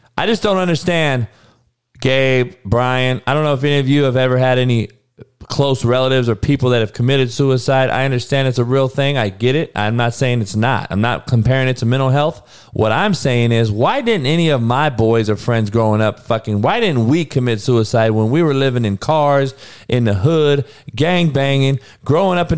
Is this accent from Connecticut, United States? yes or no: no; Compton, California, United States; I grew up in Compton